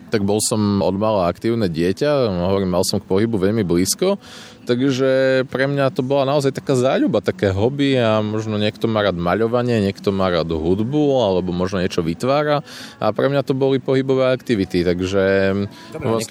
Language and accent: Slovak; eastern Slovakia, Slovakia; sme aj z východného Slovenska